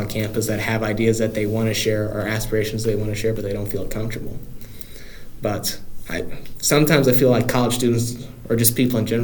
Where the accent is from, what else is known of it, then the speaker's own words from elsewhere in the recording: Carbondale, Illinois, United States; moved away as an adult; now in Springfield, United States; I was going to go to SIUC if I didn't get admitted anywhere else because I lived 5 minutes off of campus.